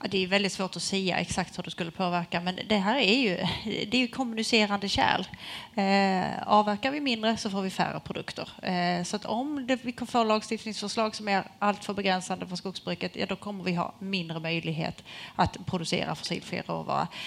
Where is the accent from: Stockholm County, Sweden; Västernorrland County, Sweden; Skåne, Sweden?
Skåne, Sweden; så måste jag ju ändå som skåning säga att det sker innovationer i hela landet.